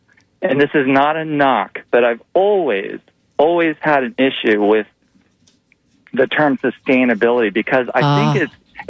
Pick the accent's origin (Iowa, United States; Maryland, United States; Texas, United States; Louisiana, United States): Iowa, United States; I'm from Iowa, so I don't have an accent.